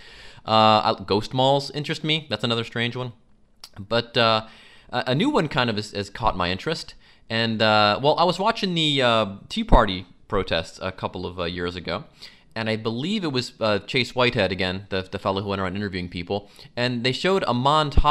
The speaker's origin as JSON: {"language": "English", "town": "Mentor", "region": "Ohio", "country": "United States", "tie": "born or raised there", "said": "I grew up in Mentor, Ohio."}